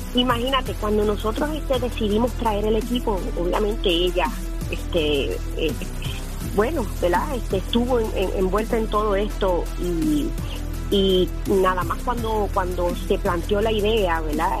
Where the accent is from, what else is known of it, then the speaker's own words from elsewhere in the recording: Corozal, Puerto Rico; todos estos recuerdos que yo tengo de niña, ¿verdad? De, cómo nos criamos en Corozal